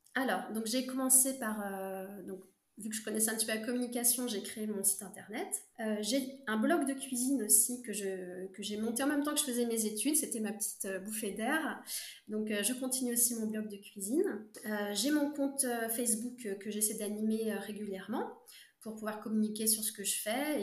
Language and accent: French; Brittany, France; je suis bretonne